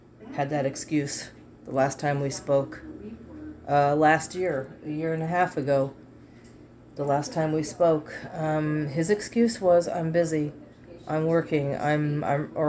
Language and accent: English; United States; I'm American